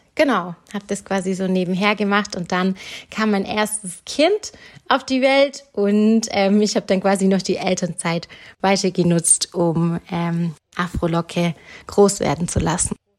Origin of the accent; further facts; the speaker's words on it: Germany; ich bin in Deutschland geboren und sozialisiert worden